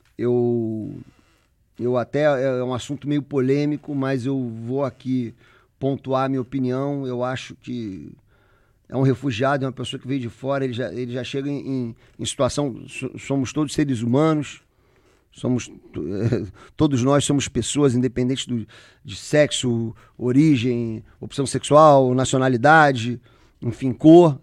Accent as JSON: {"language": "Portuguese", "region": "Rio de Janeiro", "country": "Brazil", "said": "eu como carioca aqui"}